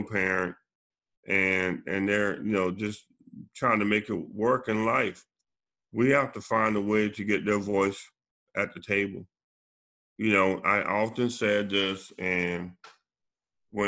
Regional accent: Charleston County, South Carolina, United States; growing up in Charleston County, I was raised under Reverend Goodwin

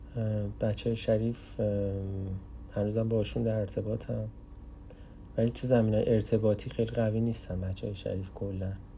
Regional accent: Iran; moved away as an adult; now in Canada

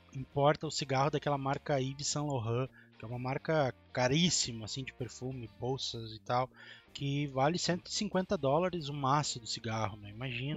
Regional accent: Porto Alegre metropolitan region, Rio Grande do Sul, Brazil; nós somos do Rio Grande do Sul, tá? Da região metropolitana de Porto Alegre.

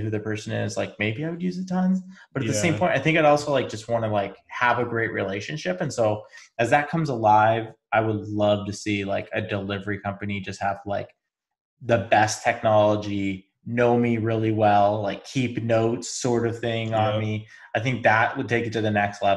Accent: Spokane, Washington, United States; I grew up in Spokane, Washington

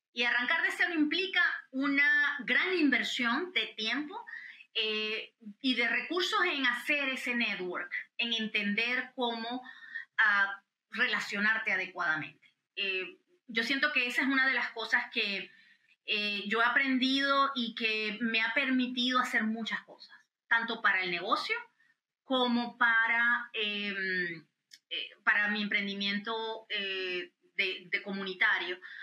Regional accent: Venezuela; now in United States; nosotros como venezolanos americanos

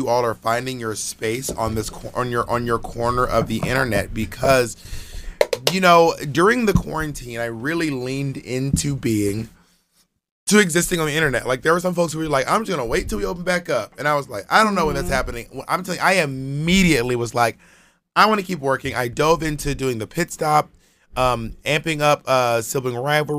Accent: Atlanta, Georgia, United States; I grew up in Atlanta, in the suburbs of Atlanta.

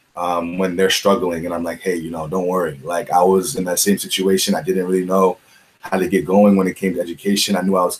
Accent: Washington, District of Columbia, United States; moved away as an adult; I'm from Washington, D.C. originally, the DMV area.

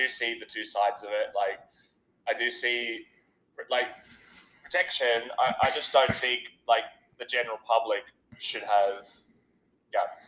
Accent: Australia; I'm an Australian here

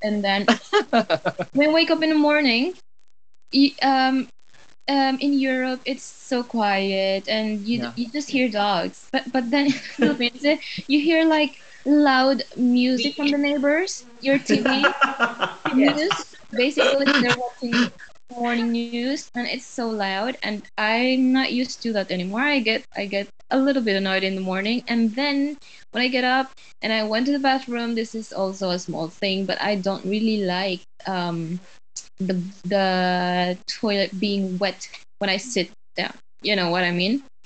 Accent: Philippines; also born or lived in Norway / Denmark; now in Poland; I'm from Philippines

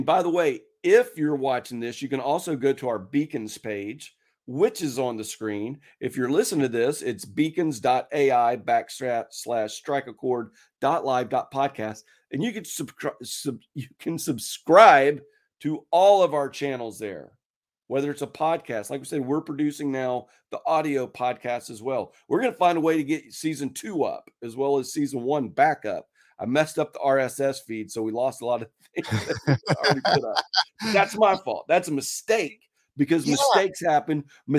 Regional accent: Pensacola, Florida, United States; now in Dallas, United States; up in Pensacola and WTBS, right?

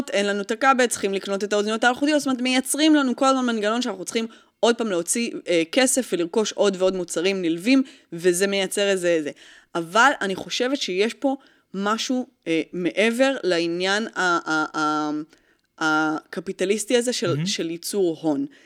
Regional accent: France; אני צרפתי, וכל מה שמשתמע מכך.

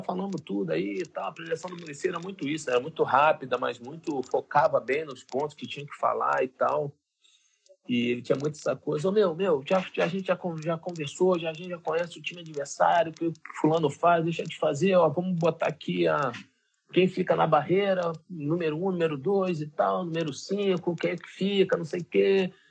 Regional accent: Brazil; nós que somos brasileiros

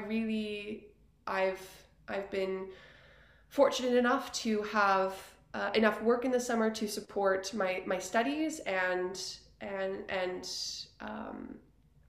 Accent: Yellowknife, Northwest Territories, Canada; moved away as an adult; also born or lived in Edmonton; I was able to show her around Yellowknife and share my home with her

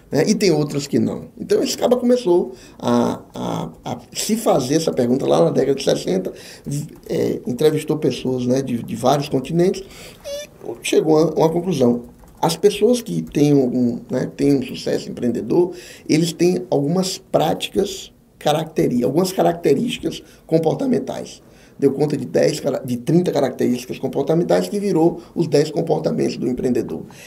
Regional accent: Jequié, Bahia, Brazil; moved away as an adult; also born or lived in Ilhéus / Santo Antônio de Jesus; now in Feira de Santana, Brazil; apareceu uma vaga pra, na minha terra natal como consultor. Vim para Jequié

